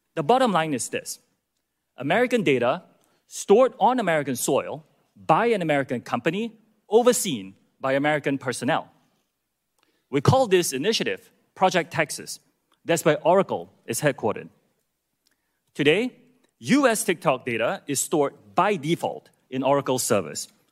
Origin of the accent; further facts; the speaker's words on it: Singapore; moved away as an adult; also born or lived in United Kingdom / United States; I'm from Singapore. That's where I was born, as were my parents. And after serving in Singapore's military, I moved to the U K to attend college